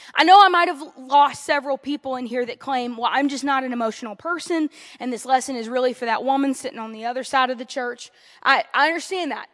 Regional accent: Louisiana, United States; moved away; I was raised in the heart of the South

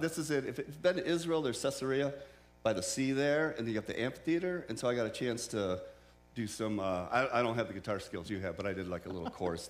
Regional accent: Japan; but originally I grew up in Japan. My parents are missionaries there.

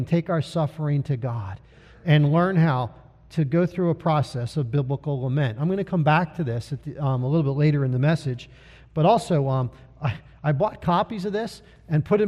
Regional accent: United States; as Americans

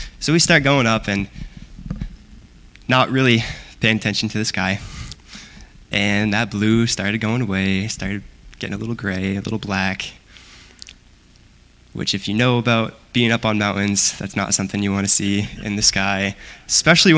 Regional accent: Aroostook County, Maine, United States; moved away as an adult; now in Waterville, United States; I'm actually from Aroostook County

